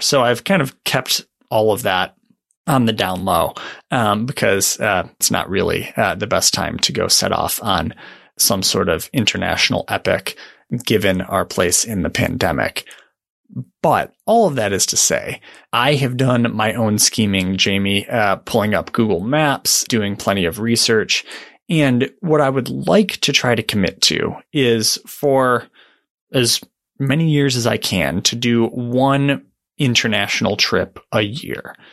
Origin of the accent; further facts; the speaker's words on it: Michigan, United States; moved away as an adult; now in Oregon, United States; I grew up in Michigan, uh, moved to Oregon to take a job, uh, at the Oregonian and Oregon Live.